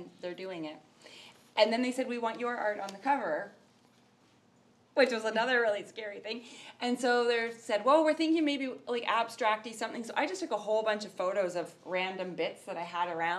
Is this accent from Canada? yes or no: yes; Summerland, British Columbia, Canada; moved away; also born or lived in Victoria, Canada; I came from Summerland, from a little town where, you know, I'd never learned about art history